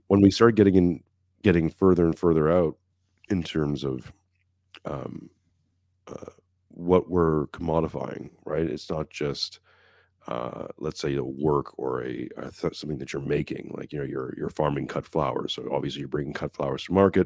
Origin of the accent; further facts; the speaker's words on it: Montreal, Quebec, Canada; I'm from Montreal